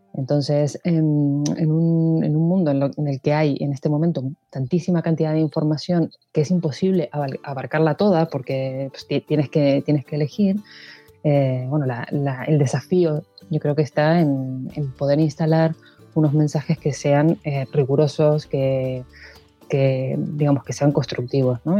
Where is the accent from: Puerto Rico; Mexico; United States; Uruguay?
Uruguay; Montevideo; moved away as an adult; now in Spain; Yo eh, soy de Uruguay, de Montevideo, vivo en España desde hace casi 18 años